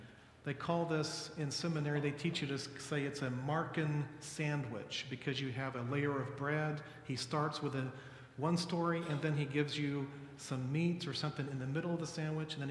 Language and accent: English; Dallas, Texas, United States; I'm from Dallas.